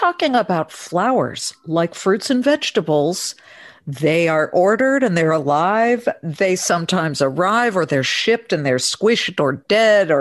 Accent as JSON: {"language": "English", "town": "Los Angeles", "region": "California", "country": "United States", "said": "I'm from Los Angeles"}